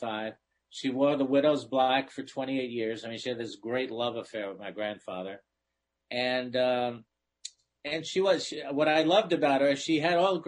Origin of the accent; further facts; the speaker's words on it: New York City, New York, United States; first language Italian; English is a second language; I was born a week later in Manhattan on the West Side